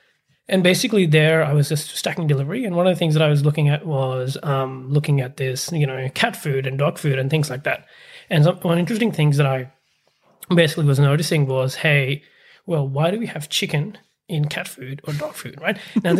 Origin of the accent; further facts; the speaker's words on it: Pakistan; English is a second language; now in Australia; So for me, I am from Pakistan originally, and I came to Australia in 2013. Before coming here, I actually my dad used to be in the army in Pakistan, and so we basically moved around from city to city.